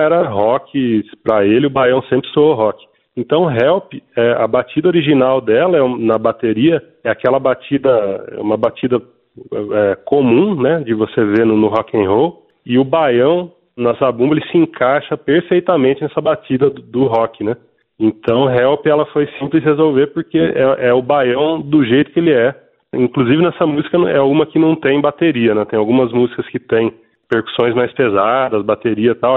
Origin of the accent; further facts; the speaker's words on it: Piracicaba, São Paulo, Brazil; eu sou nascido e criado no interior de São Paulo, em Piracicaba. Como meu sotaque revela